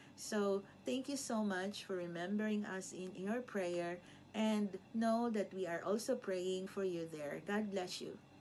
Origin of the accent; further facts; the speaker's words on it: Philippines; now in Hong Kong; I'm from the Philippines, but, uh, currently I'm here in Hong Kong